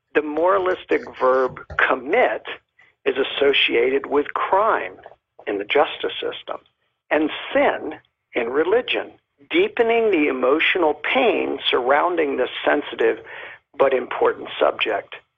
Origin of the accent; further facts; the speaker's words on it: Miami, Florida, United States; moved away as an adult; now in Molokai, United States; I am originally from Miami